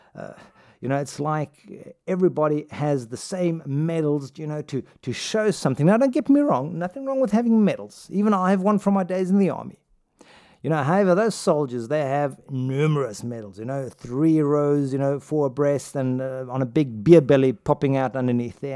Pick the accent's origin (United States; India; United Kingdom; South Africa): South Africa; growing up in South Africa